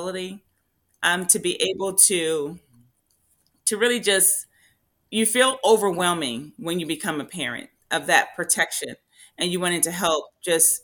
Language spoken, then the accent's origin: English; Compton, California, United States; now in Tracy, United States; I grew up in Compton, Crips and Bloods